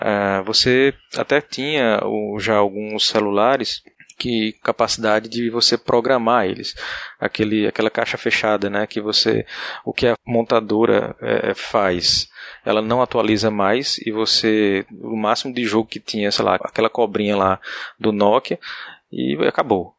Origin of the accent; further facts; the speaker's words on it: Paraíba, Brazil; moved away as an adult; also born or lived in Campina Grande; now in Recife, Brazil; Eu sou da Paraíba, graduação em Campina Grande